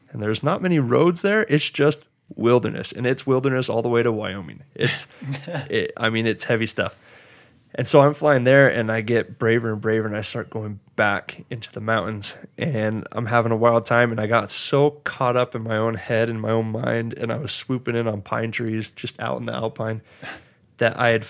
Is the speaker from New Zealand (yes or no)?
yes; New Zealand; now in United States; And you know, it's interesting being a Maori in the US and trying to hold on to your heritage.